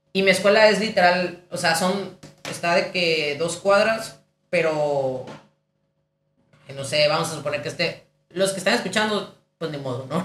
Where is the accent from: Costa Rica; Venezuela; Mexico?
Mexico; Ciudad Obregón, Sonora; moved away as an adult; also born or lived in León; yo soy de Obregón, es una ciudad muy pequeña